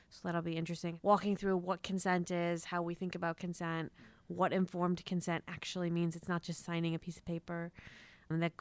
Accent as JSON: {"language": "English", "town": "Oak Park", "region": "Illinois", "country": "United States", "tie": "born or raised there", "said": "I'm from the suburbs of Chicago. I grew up around Oak Park."}